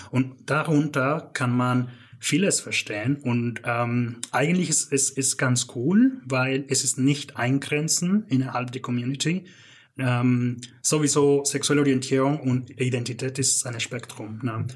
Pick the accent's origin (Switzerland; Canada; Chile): Canada; German is a second language; moved away as an adult; also born or lived in Northern Mexico / Stuttgart; now in Germany; ich bin aber groß geworden in Kanada